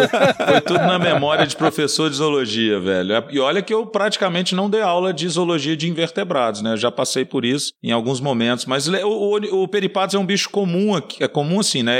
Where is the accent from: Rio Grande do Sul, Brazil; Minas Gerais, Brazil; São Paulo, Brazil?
Minas Gerais, Brazil; Eu sou mineiro